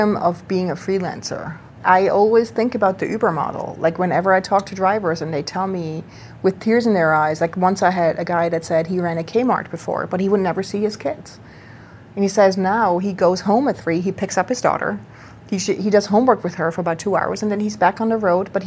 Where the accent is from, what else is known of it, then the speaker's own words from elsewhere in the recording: Switzerland; now in Brooklyn, United States; I grew up in Switzerland